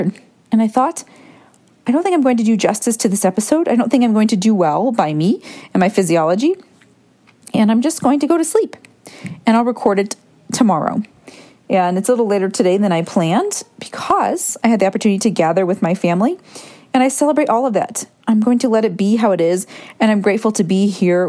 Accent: Michigan, United States; I grew up in Michigan, went to Cedar Point at least once a year

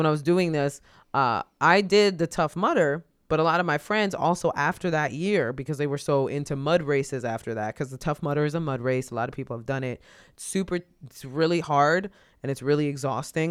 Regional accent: New York City, New York, United States; as a New Yorker

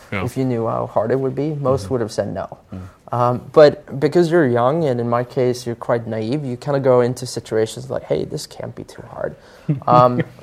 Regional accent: Sweden; I grew up in Sweden

